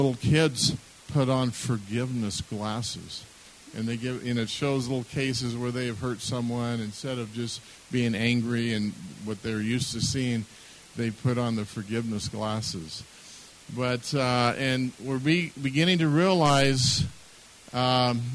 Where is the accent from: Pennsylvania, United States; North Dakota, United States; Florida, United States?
North Dakota, United States; I'm German-Russian, and we grew up in North Dakota